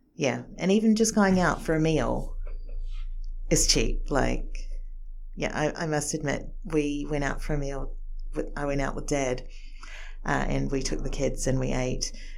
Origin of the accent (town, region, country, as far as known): New Zealand; born or raised there; moved away as an adult; also born or lived in Japan